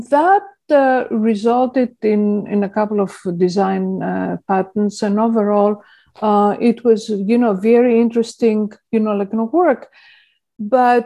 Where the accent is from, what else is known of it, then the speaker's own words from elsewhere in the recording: Athens, Attica, Greece; moved away as an adult; also born or lived in England / Portland, Oregon; now in California, United States; I was born in Plaka, in the foothills of Acropolis, literally, in Athens, Greece. And I grew up there and I went to school there.